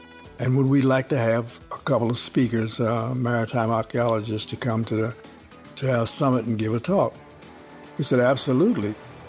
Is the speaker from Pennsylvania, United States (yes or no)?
no; Washington, District of Columbia, United States; She said, where are you from? I said, Washington, D.C.